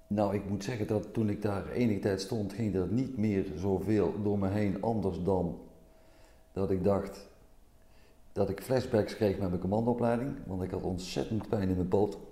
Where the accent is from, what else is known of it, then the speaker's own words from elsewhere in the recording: Meijl, Limburg, Netherlands; Ik kom uit Meijl, dat is op de grens tussen Limburg en Brabant